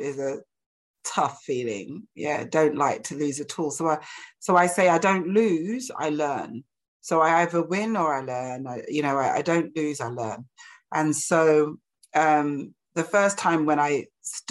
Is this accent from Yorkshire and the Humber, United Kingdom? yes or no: no; London, United Kingdom; I'm like from East London